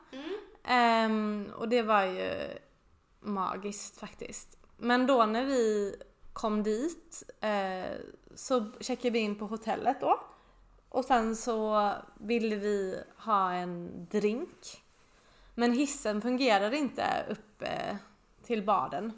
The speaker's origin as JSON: {"language": "Swedish", "town": "Båstad", "region": "Skåne", "country": "Sweden", "tie": "born or raised there", "moved": "yes", "said": "mitt barndomshem i Båstad"}